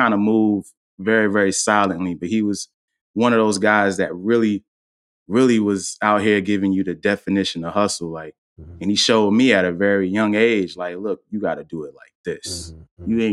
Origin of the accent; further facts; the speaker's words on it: Durham, North Carolina, United States; Growing up in Durham